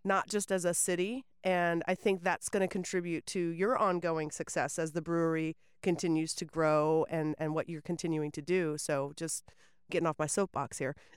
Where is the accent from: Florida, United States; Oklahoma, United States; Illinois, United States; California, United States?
Florida, United States; Winter Haven; also born or lived in Auburndale; now in Lakeland, United States; I grew up in Winter Haven.